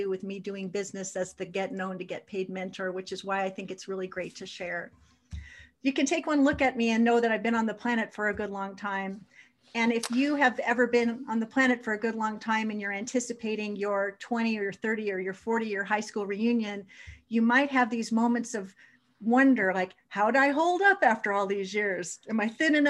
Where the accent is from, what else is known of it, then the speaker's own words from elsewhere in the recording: Los Angeles, California, United States; I grew up in Granada Hills, California.